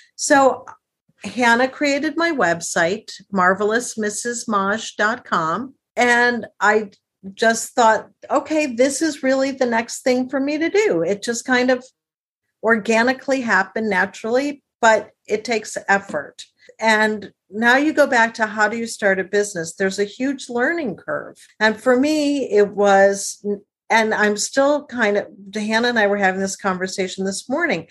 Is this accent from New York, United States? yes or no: no; outside of Detroit, Michigan, United States; I grew up outside of Detroit